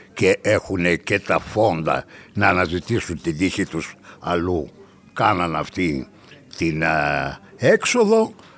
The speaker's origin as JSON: {"language": "Greek", "country": "Greece", "said": "ως Έλληνες"}